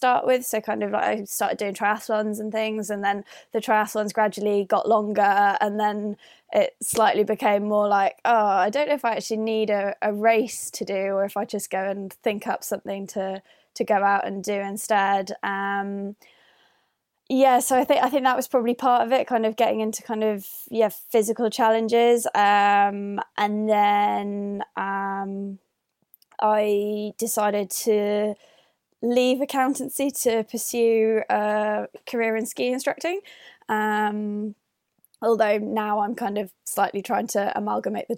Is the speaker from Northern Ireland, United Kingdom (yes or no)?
yes; Northern Ireland, United Kingdom; moved away as an adult; also born or lived in London; now in Edinburgh, United Kingdom; I am currently residing in Edinburgh, but I grew up in Northern Ireland.